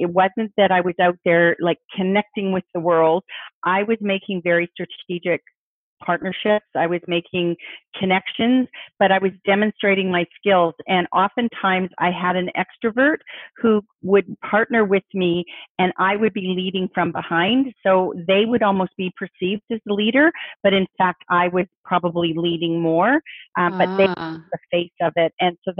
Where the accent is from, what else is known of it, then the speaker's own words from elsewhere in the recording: Halifax, Nova Scotia, Canada; also born or lived in England; Halifax in Nova Scotia on the East Coast, which is another major naval city. And so I did a lot of my growing up on the East Coast.